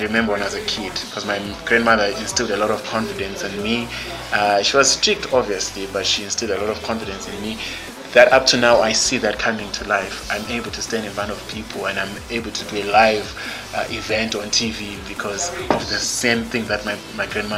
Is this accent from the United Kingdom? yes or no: no; Zimbabwe; also born or lived in Senegal